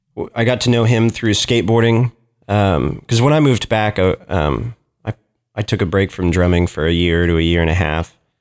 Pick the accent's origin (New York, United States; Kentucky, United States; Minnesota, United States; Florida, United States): Kentucky, United States; Lexington; also born or lived in Portland, Oregon; my family moved to Kentucky when I was six. And, um, so I was raised here, grew up in Lexington, didn't leave Lexington too much